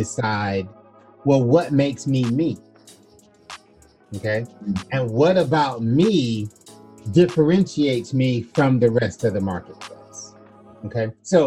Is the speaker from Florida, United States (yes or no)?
yes; Florida, United States; I was born in Florida in the United States